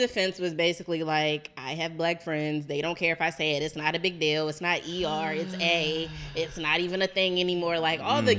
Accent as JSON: {"language": "English", "town": "Baltimore", "region": "Maryland", "country": "United States", "said": "I'm from here. I'm from Baltimore."}